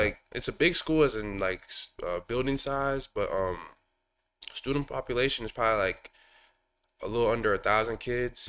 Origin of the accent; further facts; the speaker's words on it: Woodbury, Minnesota, United States; I'm from Woodbury, so I started playing traveling ball with, uh, a Stillwater traveling team